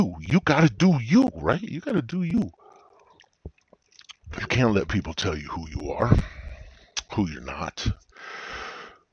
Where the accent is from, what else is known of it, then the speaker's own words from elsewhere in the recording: United States; I'm an American